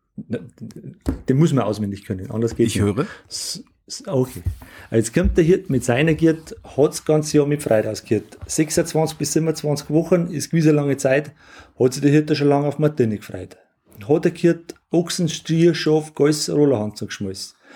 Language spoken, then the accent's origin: German; Langdorf, Bavaria, Germany; meine Heimatgemeinde Langendorf, das mitten im Bayerischen Wald liegt.